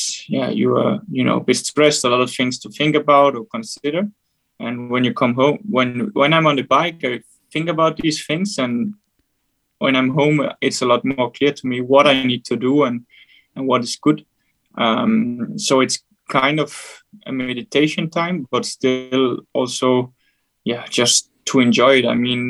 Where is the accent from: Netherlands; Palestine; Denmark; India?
Denmark; I'm from Denmark